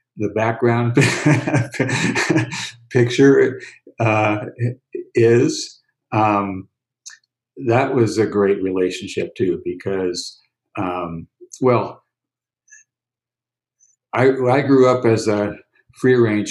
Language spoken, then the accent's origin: English; San Francisco, California, United States; Growing up in San Francisco, most of the time, I was two blocks away from Golden Gate Park